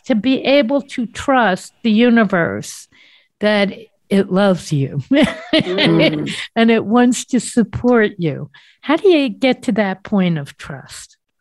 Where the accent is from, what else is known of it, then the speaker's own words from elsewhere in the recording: East Coast, United States; I'm from the East Coast, if nobody didn't know what that accent was